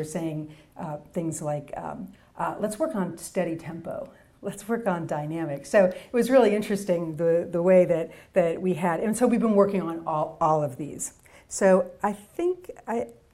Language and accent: English; Boston, Massachusetts, United States; I'm from Boston